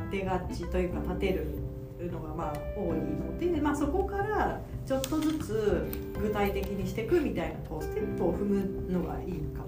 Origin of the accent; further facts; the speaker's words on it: Yamanashi, Japan; now in Tokyo, Japan; 私も藤本さんも地元が山梨隣